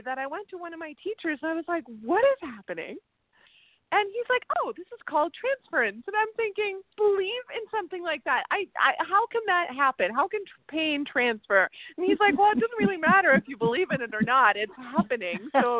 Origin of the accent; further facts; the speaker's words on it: Germany; born there; Yeah, I was born in Germany, but I traveled all over.